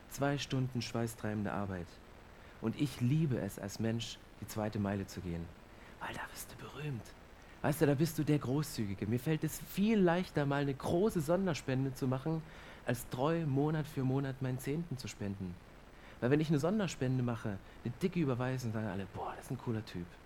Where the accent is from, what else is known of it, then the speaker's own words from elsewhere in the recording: Germany; Und ich bin Deutscher und ich mag es zu prüfen, ich mag es zu kontrollieren.